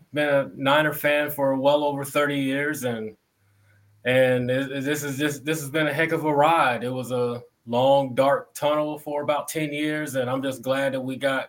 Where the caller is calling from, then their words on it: North Carolina, United States; I'm in North Carolina.